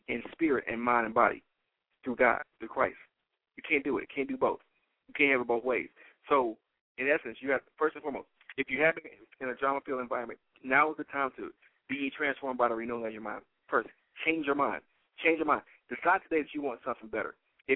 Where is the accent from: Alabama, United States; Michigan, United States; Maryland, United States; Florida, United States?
Michigan, United States; Detroit; I am born and raised in Detroit, Michigan